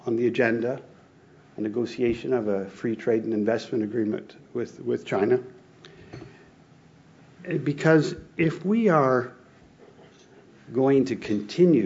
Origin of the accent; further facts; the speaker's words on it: Canada; moved away as an adult; now in Tokyo, Japan; I'm from Canada, a big country that does a lot of commodities